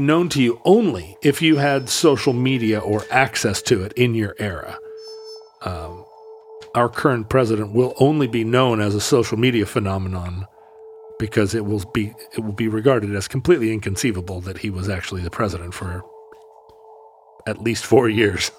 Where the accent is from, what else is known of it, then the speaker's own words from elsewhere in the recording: United States; I'm an American.